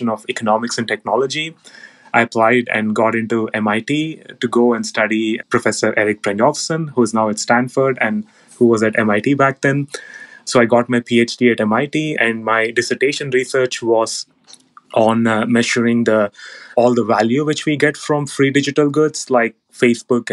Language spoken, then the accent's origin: English; Hyderabad, Telangana, India; moved away as an adult; also born or lived in France / Germany; now in Austin, United States; So basically, I grew up in Hyderabad, India, and growing up in the 90s in Hyderabad